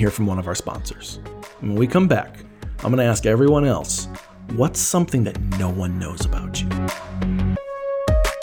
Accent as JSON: {"language": "English", "town": "Elgin", "region": "Illinois", "country": "United States", "tie": "born or raised there", "said": "my hometown of Elgin, Illinois."}